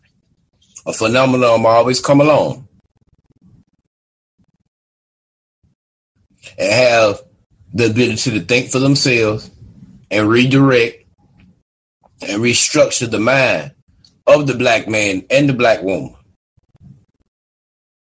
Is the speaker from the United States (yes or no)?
yes; United States; I'm a black man in America. And they say that I'm from African descent.